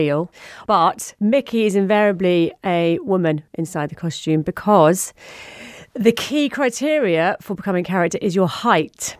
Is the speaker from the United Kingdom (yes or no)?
yes; Surrey, South East England, United Kingdom; accent: home counties; also born or lived in Wirral / Port Sunlight; I spent most of my time growing up in Surrey, hence the home county's accent